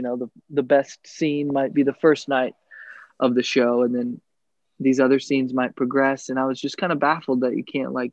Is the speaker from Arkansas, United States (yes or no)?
yes; Little Rock, Arkansas, United States; moved away as an adult; now in Chicago, United States; I born and raised in Little Rock, Arkansas. I'm like a good old Southern boy.